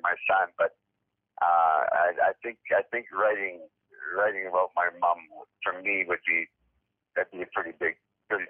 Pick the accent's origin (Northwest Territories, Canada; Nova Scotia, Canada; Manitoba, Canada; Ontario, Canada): Ontario, Canada; Northern; I grew up in Northern Ontario